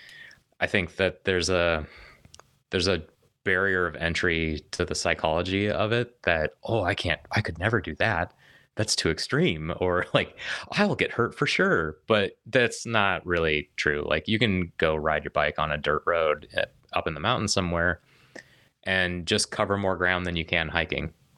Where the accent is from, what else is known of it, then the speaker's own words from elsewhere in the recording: Denver, Colorado, United States; was born and raised in Denver, Colorado